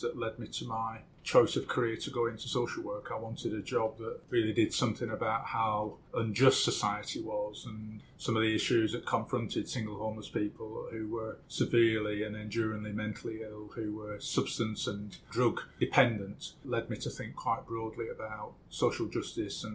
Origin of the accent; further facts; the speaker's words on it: Blackburn, North West England, United Kingdom; I was born and brought up in Blackburn in Lancashire, 1955.